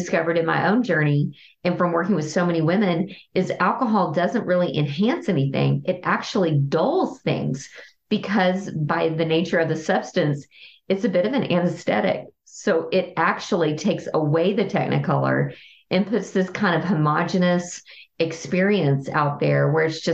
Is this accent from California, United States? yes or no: no; Texas, United States; I'm a Texan